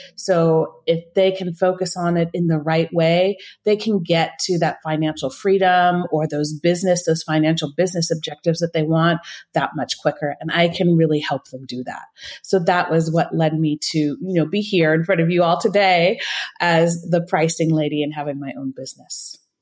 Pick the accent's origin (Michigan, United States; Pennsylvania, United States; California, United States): California, United States; northern; moved away as an adult; now in Switzerland; I grew up in the States in California, northern, the northern part of California